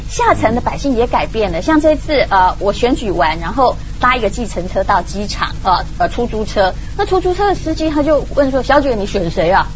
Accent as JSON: {"language": "Chinese", "country": "Taiwan", "said": "我是台湾人"}